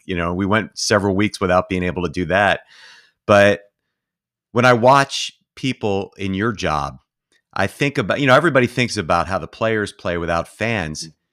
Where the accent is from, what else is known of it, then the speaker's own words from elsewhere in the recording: Philadelphia, Pennsylvania, United States; I'm from Philly. I'm ride or die Philadelphia